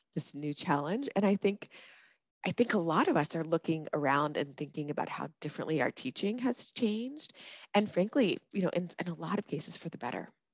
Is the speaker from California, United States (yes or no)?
no; College Park, Maryland, United States; moved away as an adult; also born or lived in Minnesota / Washington D.C.; now in Hawaii, United States; I grew up in Maryland, in College Park, Maryland